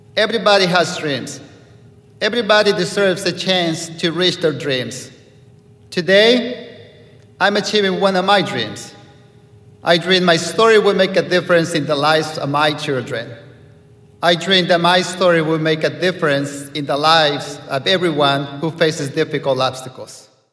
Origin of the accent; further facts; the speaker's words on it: Mexico; now in United States; As a child growing up in Mexico, without my father or mother